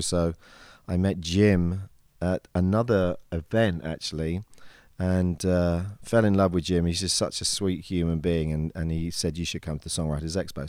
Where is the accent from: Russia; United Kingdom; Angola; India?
United Kingdom; England; accent: British; moved away as an adult; now in United States; I maintain the British accent as much as I possibly can.